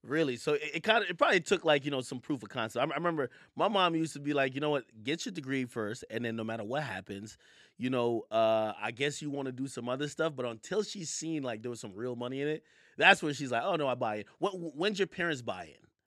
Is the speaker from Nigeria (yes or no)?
no; Jamaica; now in New York, United States; was born in Jamaica, and I and I moved to New York